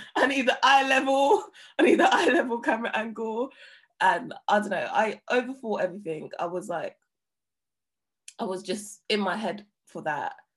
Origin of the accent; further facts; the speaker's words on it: London, United Kingdom; I'm I'm from an estate in it. Like I'm from Hackney.